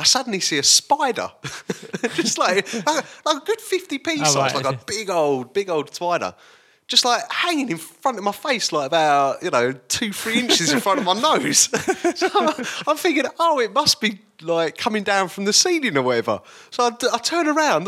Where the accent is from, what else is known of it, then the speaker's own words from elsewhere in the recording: Basildon, East of England, United Kingdom; I grew up in Basildon